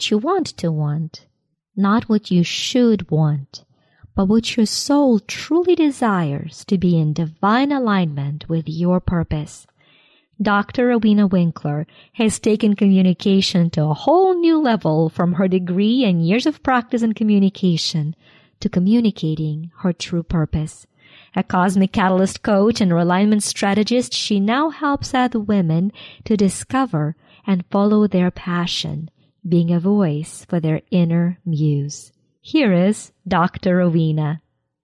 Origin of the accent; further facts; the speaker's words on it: Ukraine; now in United States; I am Ukrainian-American. I was born and raised in Ukraine.